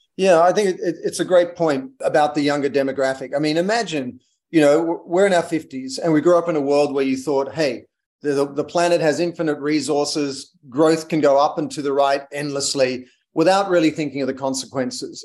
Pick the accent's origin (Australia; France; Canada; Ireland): Australia; moved away as an adult; also born or lived in London / United States; I'm Australian